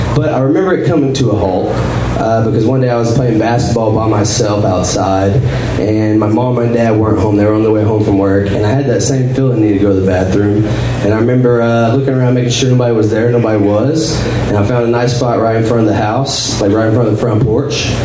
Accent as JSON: {"language": "English", "region": "Northeast Texas", "country": "United States", "tie": "born or raised there", "moved": "as an adult", "lives_now": "Austin, United States", "said": "originally I am from Northeast Texas. Like I was born and raised there"}